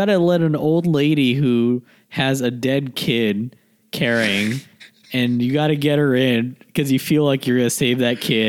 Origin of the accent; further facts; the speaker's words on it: Texas, United States; I guess we're so Texan that we have no conception of like how ice works.